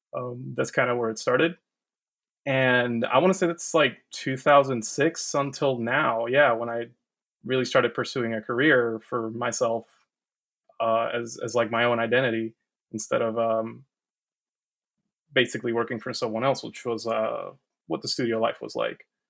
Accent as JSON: {"language": "English", "country": "Puerto Rico", "moved": "as an adult", "lives_now": "Georgia, United States", "said": "I am from Puerto Rico originally. Uh, been living here in the U S for ten years now"}